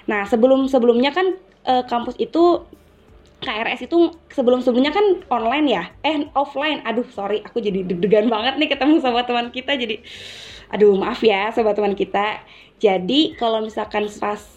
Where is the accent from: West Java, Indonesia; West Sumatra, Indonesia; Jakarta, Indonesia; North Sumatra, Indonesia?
West Java, Indonesia; Karawang; aku asalnya dari Jawa Barat, tepatnya di daerah Karawang nih.